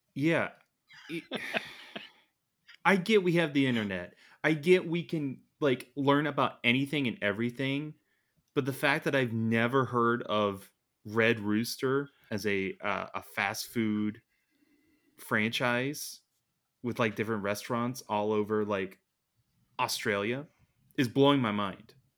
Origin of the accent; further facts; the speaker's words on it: United States; being an American